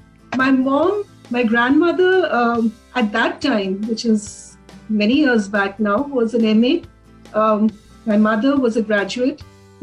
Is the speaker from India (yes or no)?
yes; Delhi, India; So here I am, born in Delhi, schooling, Springdale's in Delhi, college, St. Stephen's College, Delhi. All four jobs, Delhi. Family, most of the friends in Delhi.